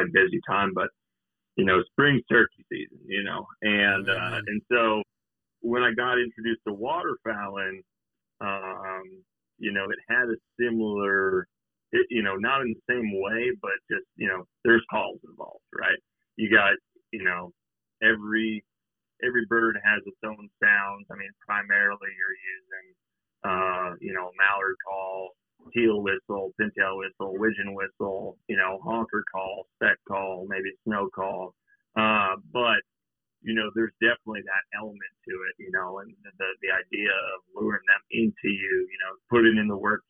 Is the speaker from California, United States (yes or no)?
yes; Palo Alto, California, United States; moved away; I grew up in Palo Alto, California